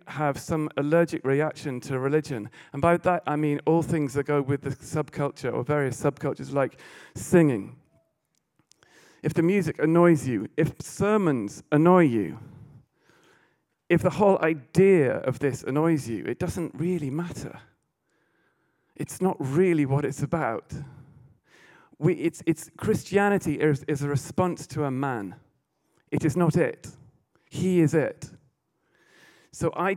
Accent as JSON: {"language": "English", "region": "England", "country": "United Kingdom", "said": "being English"}